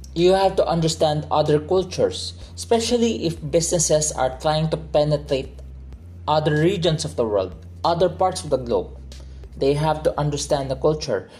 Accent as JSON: {"language": "English", "country": "Philippines", "tie": "born or raised there", "said": "By blood, I am Chinese. My dad is a second, well, he's not the first generation Chinese here in the Philippines, my mom is a first generation Chinese coming to the Philippines. So by blood, I am Chinese. But growing up, culturally, I am a Filipino"}